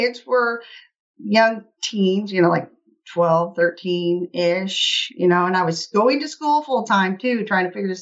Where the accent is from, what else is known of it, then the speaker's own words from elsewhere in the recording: Middle Missouri, United States; I am from Middle Missouri, you know, in the heartland of the U.S.